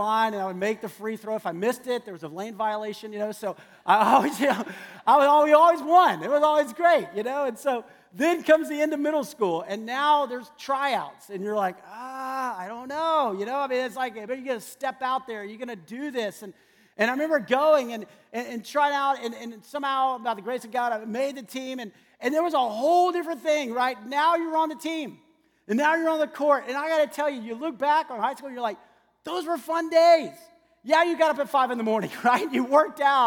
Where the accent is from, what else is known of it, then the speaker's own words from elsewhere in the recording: San Antonio, Texas, United States; I grew up in San Antonio, Texas